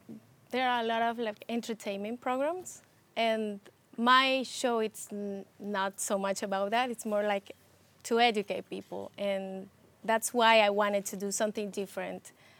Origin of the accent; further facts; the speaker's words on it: Ecuador; now in New York, United States; I come from Ecuador, but since I came here, I've lived in the Bronx, so it's been a lot of years.